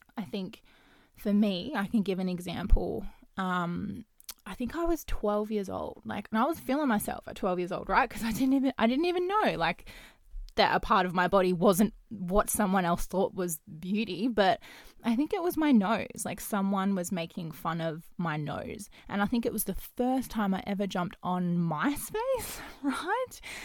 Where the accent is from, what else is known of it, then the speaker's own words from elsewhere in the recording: Perth, Western Australia, Australia; I am from Perth, um, Western Australia